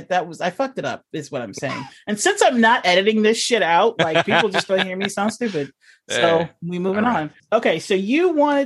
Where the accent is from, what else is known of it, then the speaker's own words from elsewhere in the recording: California, United States; I'm from California.